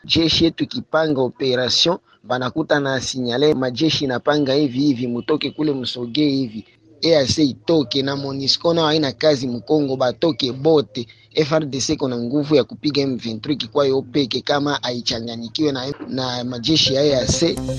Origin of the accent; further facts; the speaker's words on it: Ijwi, South Kivu, DR Congo; nikiwa mtoto wa Ijwi, mashariki mwa Jamhuri ya Kidemokrasia ya Kongo.